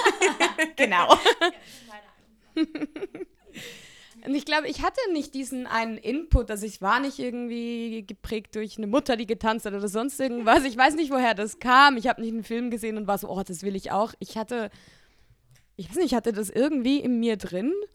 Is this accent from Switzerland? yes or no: yes; Switzerland; ich bin in der Schweiz aufgewachsen